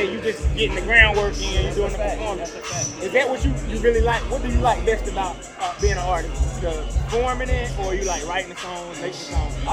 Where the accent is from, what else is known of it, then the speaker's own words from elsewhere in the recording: Charlotte, North Carolina, United States; Being born and raised from here, you know what I'm saying? West Boulevard